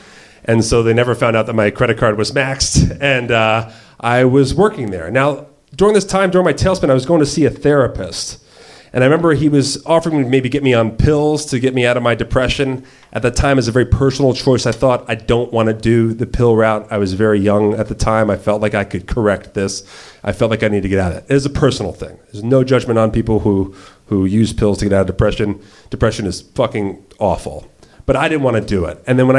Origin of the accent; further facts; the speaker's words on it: Red Bank, New Jersey, United States; moved away as an adult; also born or lived in Virgin Islands; I grew up on the Jersey Shore.